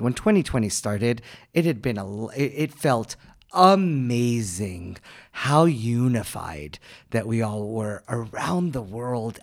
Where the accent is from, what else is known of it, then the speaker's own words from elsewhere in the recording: United States; moved away as an adult; now in Armenia; I'm someone who was born and raised in the United States